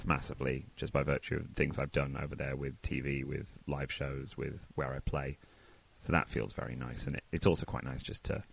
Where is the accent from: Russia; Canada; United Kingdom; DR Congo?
United Kingdom; Manchester, North West England; moved away as an adult; also born or lived in Oxford, England / Los Angeles, United States; now in Brooklyn, United States; I grew up in Manchester